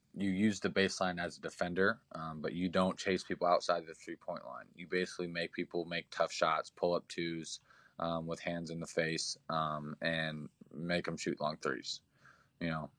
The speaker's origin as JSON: {"language": "English", "region": "Indiana", "country": "United States", "also_born_or_lived": "Nebraska", "said": "I'm from Indiana"}